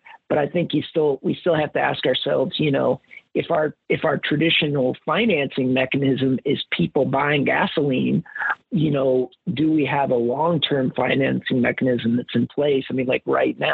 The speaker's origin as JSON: {"language": "English", "region": "Kansas", "country": "United States", "tie": "born or raised there", "moved": "yes", "lives_now": "Wisconsin, United States", "said": "I grew up in Kansas"}